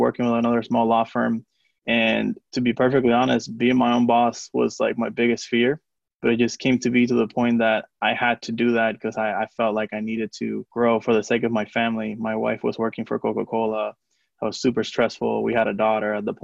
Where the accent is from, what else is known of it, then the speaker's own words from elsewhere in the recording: Puerto Rico; first language Spanish; English is a second language; now in Atlanta, United States; So I'm from Puerto Rico. So Spanish is my, you know, native language.